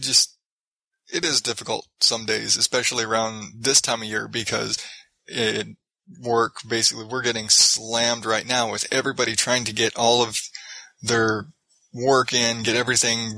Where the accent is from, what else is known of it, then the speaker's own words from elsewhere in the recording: Phoenix, Arizona, United States; I'm from Phoenix